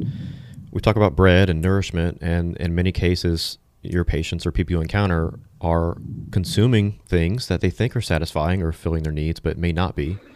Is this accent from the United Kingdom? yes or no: no; Thibodaux, Louisiana, United States; I was born in Thibodaux, spent a lot of my life there. So all my roots and my blood are there too